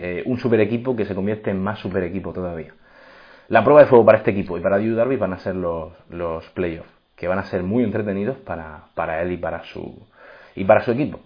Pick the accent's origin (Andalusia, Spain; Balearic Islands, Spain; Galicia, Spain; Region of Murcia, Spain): Region of Murcia, Spain; Murcia; moved away as an adult; also born or lived in Los Angeles, United States / Texas, United States; soy de Murcia, actualmente estoy en España